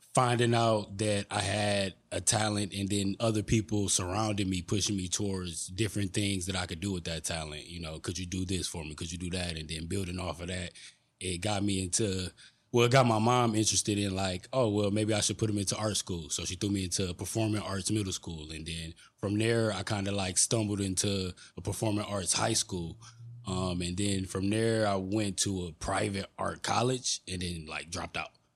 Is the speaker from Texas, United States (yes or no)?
no; Detroit, Michigan, United States; I'm born and raised in Detroit